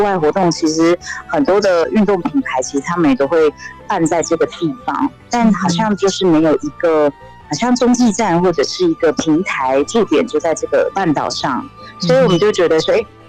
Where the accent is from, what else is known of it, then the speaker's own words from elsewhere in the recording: Kaohsiung, Taiwan; now in Pingtung, Taiwan; 我是高雄人。